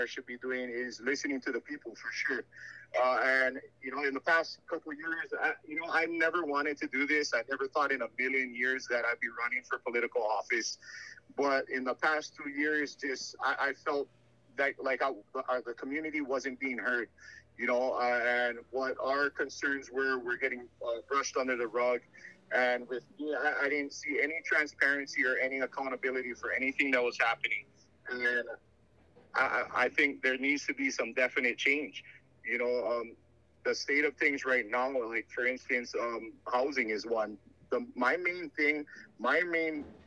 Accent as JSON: {"language": "English", "area": "Maui", "region": "Hawaii", "country": "United States", "tie": "born or raised there", "said": "born and raised on Maui"}